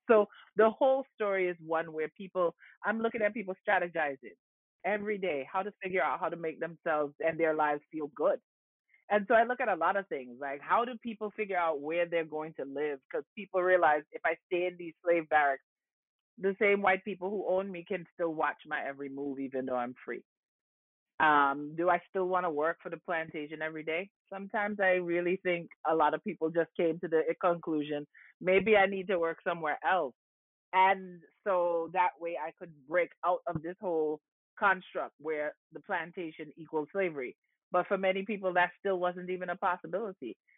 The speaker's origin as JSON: {"language": "English", "region": "New York", "country": "United States", "tie": "born or raised there", "also_born_or_lived": "Antigua", "said": "I was born in New York, but I was born to Antiguan parents that had migrated to New York in the 1970s, and my entire upbringing in the Bronx"}